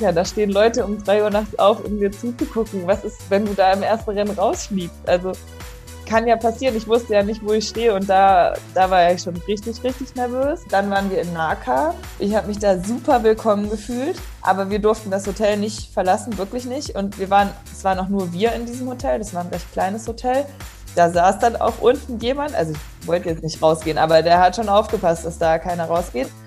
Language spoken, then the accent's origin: German; Kassel, Hesse, Germany; now in Karlsruhe, Germany; ich bin 27 Jahre alt, ich komme aus Kassel, wohne mittlerweile in Karlsruhe